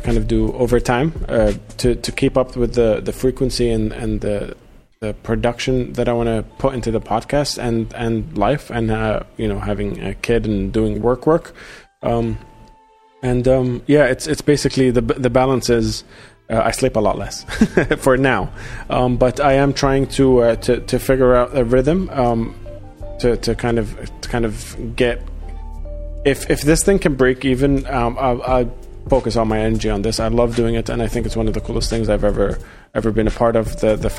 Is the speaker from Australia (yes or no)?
yes; Sydney, New South Wales, Australia; I grew up in Australia. I grew up in Sydney, and I definitely don't sound Australian whatsoever now.